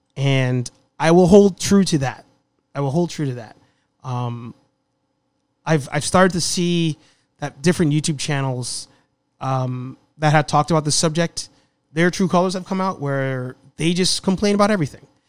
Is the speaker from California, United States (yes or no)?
no; New York City, New York, United States; The Bronx.